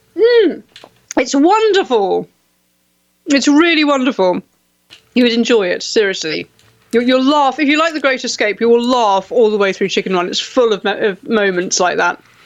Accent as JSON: {"language": "English", "country": "United Kingdom", "tie": "born or raised there", "said": "I was, you know, a generation growing up in Britain, I moved away"}